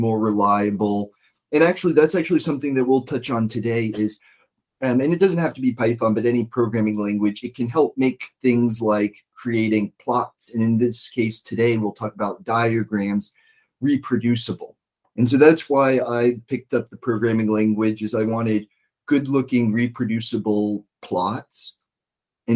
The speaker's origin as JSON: {"language": "English", "region": "East Coast", "country": "United States", "moved": "yes", "lives_now": "Washington State, United States", "said": "I'm from the East Coast"}